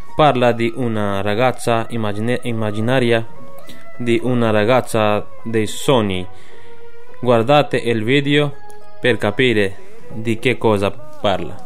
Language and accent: Italian; Pakistan; Italian is a second language; now in Camugnano, Italy; sono pakistano. Abito a Camuniano